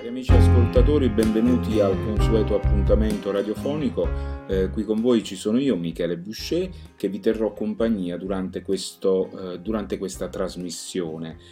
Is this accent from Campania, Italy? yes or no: yes; Campania, Italy; essendo campano eh, eh, sento mia questa terra